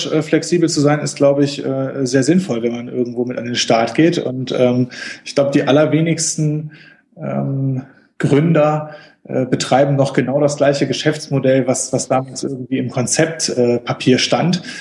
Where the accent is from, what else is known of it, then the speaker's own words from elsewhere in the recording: Ratingen, North Rhine-Westphalia, Germany; örtlich komme ich, äh, komme ich aus Rating, das ist so äh, zwischen Düsseldorf und Essen, das ist jetzt ähm, so geografisch.